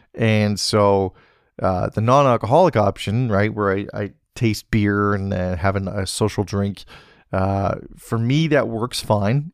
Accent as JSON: {"language": "English", "region": "British Columbia", "country": "Canada", "tie": "born or raised there", "said": "being back in beautiful British Columbia, being close to my hometown, being close to the Salmon Arm Wharf"}